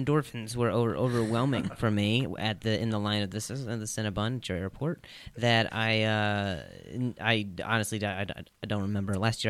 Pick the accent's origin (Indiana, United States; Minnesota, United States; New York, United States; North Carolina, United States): Indiana, United States; Indianapolis; also born or lived in Las Vegas; now in Los Angeles, United States; Yes, that's where I live, but I grew up in Indianapolis and then I lived in Vegas for a while.